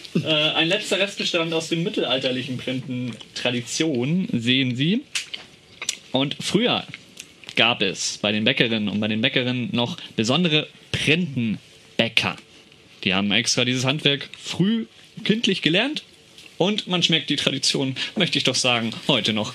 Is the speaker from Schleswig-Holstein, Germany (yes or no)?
yes; Schleswig-Holstein, Germany; komme aus Schleswig-Holstein und bei uns im Norden